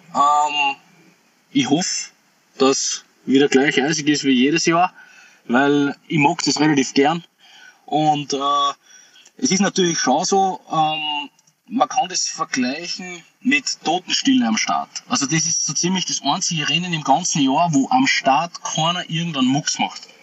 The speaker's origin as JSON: {"language": "German", "country": "Austria", "said": "ich bin stolzer Österreicher"}